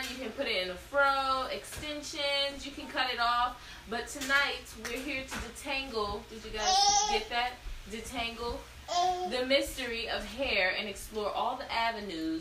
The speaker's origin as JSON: {"language": "English", "region": "New York", "country": "United States", "tie": "born or raised there", "said": "I grew up in New York"}